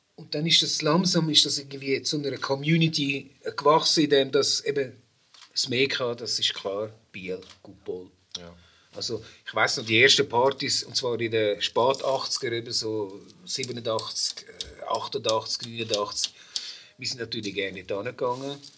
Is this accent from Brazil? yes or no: yes; Brazil; also born or lived in Zurich; now in Switzerland; meine Herkunft als Brasilianer